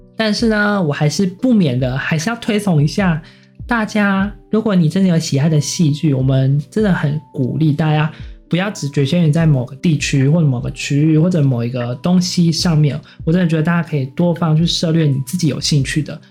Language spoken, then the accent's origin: Chinese; Taiwan; 不过我觉得我们台湾人这么成功